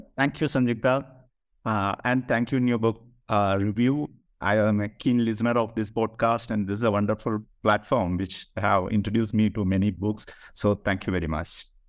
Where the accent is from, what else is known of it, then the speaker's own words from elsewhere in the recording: Kerala, India; I am from Kerala, so literature and politics was very much there in the public sphere in Kerala